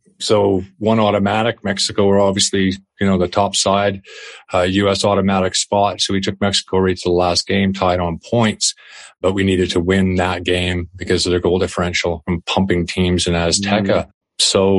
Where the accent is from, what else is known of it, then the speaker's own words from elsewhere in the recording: Canada; moved away as an adult; Being a Canadian was a big anchor on my back, of course, and I think that's not really changed until recently.